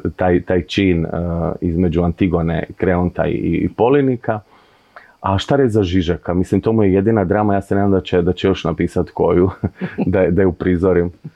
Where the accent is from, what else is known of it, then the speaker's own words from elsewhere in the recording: Zadar, Zadar County, Croatia; also born or lived in Split; festival na kojem sam zapravo odrastao i kad govorimo da u Zadru nije bilo ništa prije 10-15 godina